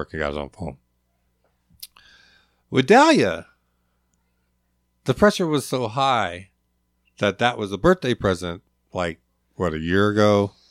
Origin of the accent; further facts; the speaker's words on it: Lakewood, Washington, United States; also born or lived in Providence; now in Alaska; So I was born in Providence. Mom, four months old, mom moved back. My grandfather homesteaded in Lakewood in, in post World War II. She moved back there with me